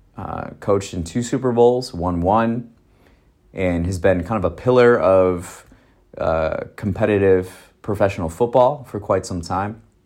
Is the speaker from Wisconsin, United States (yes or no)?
yes; Wisconsin, United States; I'm from Wisconsin